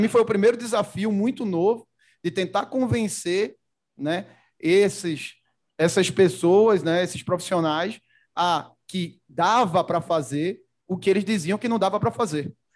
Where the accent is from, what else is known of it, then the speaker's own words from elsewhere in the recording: Recife, Pernambuco, Brazil; moved away; Eu, eu sou de Recife, natural de Recife